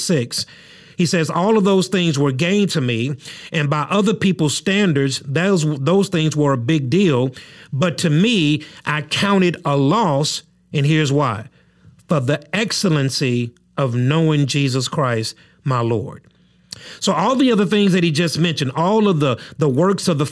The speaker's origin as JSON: {"language": "English", "country": "United States", "said": "a citizen of the United States of America"}